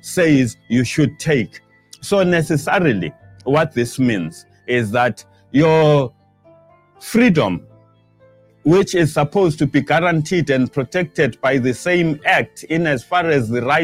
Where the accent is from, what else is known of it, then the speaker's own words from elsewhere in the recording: South Africa; we, as the South African people